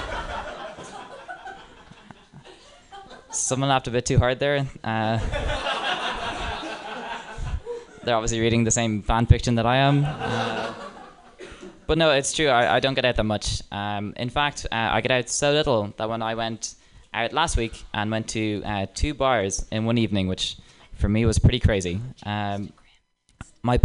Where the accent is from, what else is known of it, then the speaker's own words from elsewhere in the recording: Dublin, Leinster, Ireland; accent: Dublin Irish; moved away; I have a Dublin Irish accent